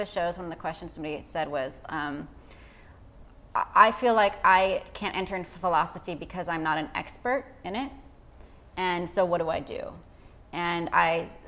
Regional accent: Orange County, California, United States; I grew up in Orange County, so it was very Christian

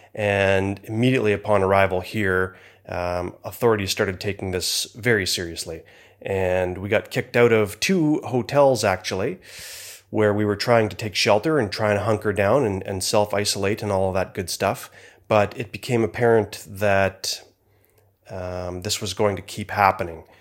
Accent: Canada; I am from Canada

